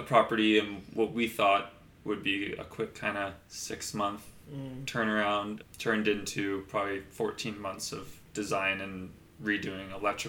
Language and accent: English; Encinitas, California, United States; my brother and I, we were born and raised in Encinitas, only a mile away from where the property is.